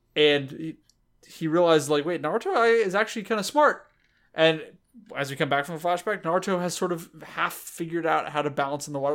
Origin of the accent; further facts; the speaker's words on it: United States; I'm American